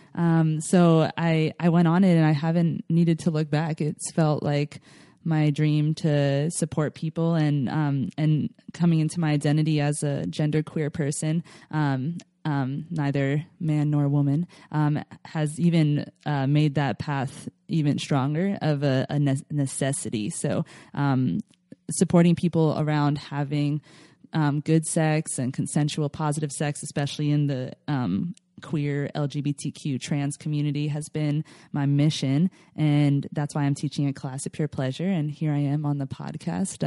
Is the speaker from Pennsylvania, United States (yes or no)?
yes; Philadelphia, Pennsylvania, United States; now in California, United States; I grew up in Philadelphia, home of the cheesesteaks